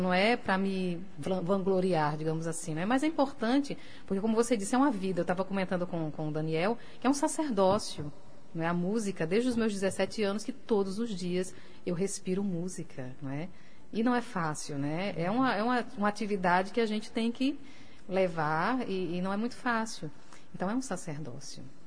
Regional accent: Natal, Rio Grande do Norte, Brazil; moved away as an adult; also born or lived in Paris; quando eu saí de Natal pra Paris, né, foi uma loucura, porque eu nunca tinha morado fora

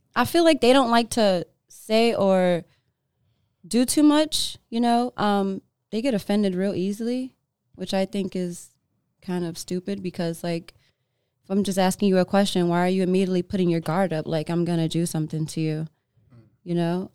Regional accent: New York, United States; moved away as an adult; now in Los Angeles, United States; I was born in L A. I was raised in New York.

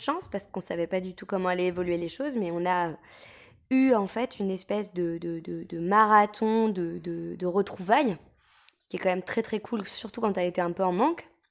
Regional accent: France; quand on est français

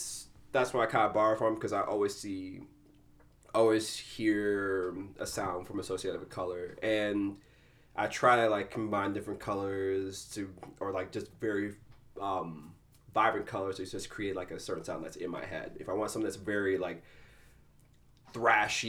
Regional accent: Malawi; also born or lived in South Africa / South Bend, Indiana; now in Chicago, United States; I was born in Malawi, Africa. I was there, and then I moved to South Africa for a little bit, but basically my central point was Malawi, Africa.

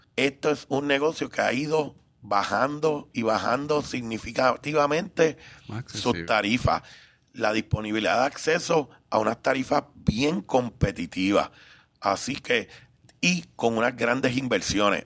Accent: Puerto Rico; also born or lived in Cuba; un cubano que llegué de tres años, así que soy más puertorriqueño.

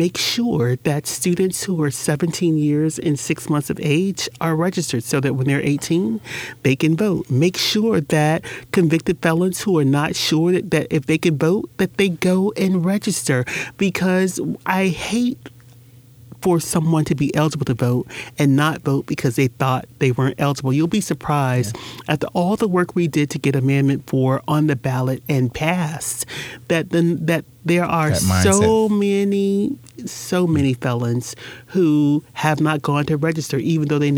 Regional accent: Jacksonville, Florida, United States; when I grew up in Jacksonville, there were businesses on Soutelle

